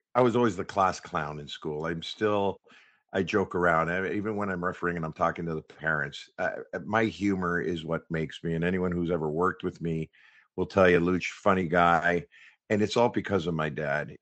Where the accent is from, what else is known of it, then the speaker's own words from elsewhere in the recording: Toronto, Ontario, Canada; Born and raised in the West End of Toronto, around the Hyde Park area